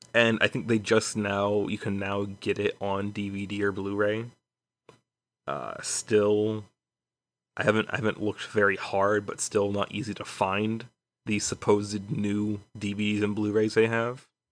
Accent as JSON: {"language": "English", "town": "Chicago", "region": "Illinois", "country": "United States", "tie": "born or raised there", "moved": "yes", "lives_now": "Houston, United States", "said": "I was born in Chicago"}